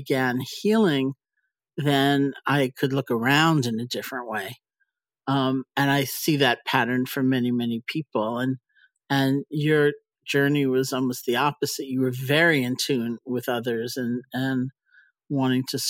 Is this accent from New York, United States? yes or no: yes; New York, United States; I'm a New Yorker.